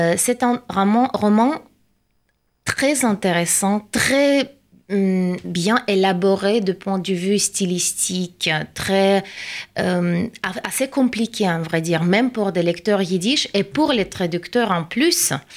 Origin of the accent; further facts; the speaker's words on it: Saint Petersburg, Russia; French is a second language; moved away as an adult; now in Paris, France; Je viens de Saint-Pétersbourg et je viens de déménager en France, à Paris